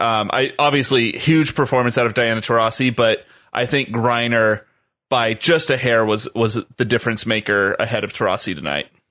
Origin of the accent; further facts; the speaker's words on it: Southern California, United States; I grew up in Southern California